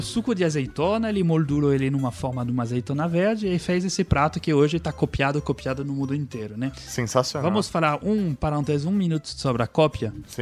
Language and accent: Portuguese; France; moved away; somos nós, franceses